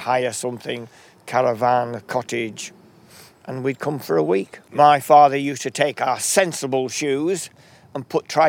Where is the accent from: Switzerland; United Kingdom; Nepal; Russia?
United Kingdom; Lancaster, North West England; also born or lived in Southport / Bowness-on-Windermere; I think we moved four times before my father settled just outside Lancaster. Right. And so education was in and around Lancaster.